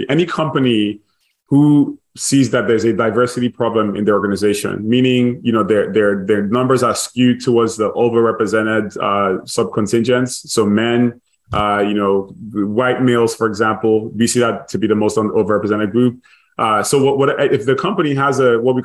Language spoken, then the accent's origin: English; Nigeria; also born or lived in Dallas / MIT; now in United States; I grew up in Nigeria, born and raised